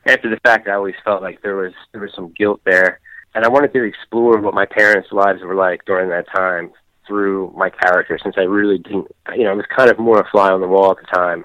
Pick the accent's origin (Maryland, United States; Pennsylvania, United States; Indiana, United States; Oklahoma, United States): Pennsylvania, United States; Philadelphia; moved away as an adult; also born or lived in South Jersey; I did grow up in the Philadelphia area. I was born in Philadelphia.